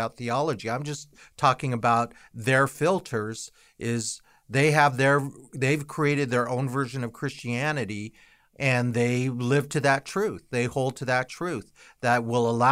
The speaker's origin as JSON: {"language": "English", "country": "United States", "said": "we as an American culture"}